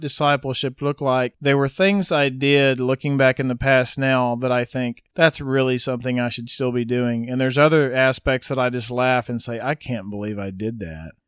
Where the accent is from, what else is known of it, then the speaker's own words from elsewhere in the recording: Wynnewood, Oklahoma, United States; Was raised in Winniewood, Oklahoma, which is sixty miles south of Oklahoma City. I was there till I was eighteen, growing up on my parents' ranch.